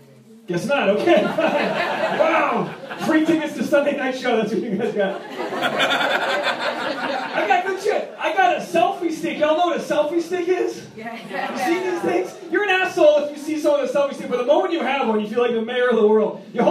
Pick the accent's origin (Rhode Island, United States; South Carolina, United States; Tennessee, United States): Rhode Island, United States; I'm originally from Rhode Island.